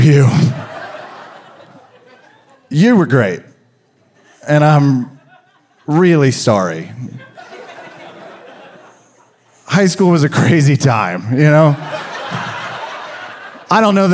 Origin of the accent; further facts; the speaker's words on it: Kansas, United States; I was raised in Kansas